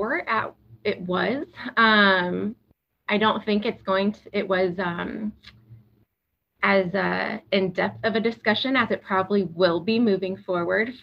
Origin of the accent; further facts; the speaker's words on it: Galesburg, Illinois, United States; also born or lived in Texas; I was born and raised in Galesburg.